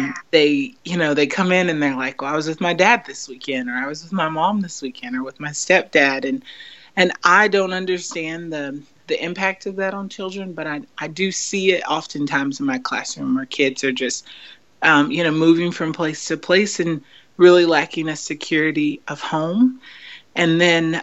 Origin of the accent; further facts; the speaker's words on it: United States; I growing up as an American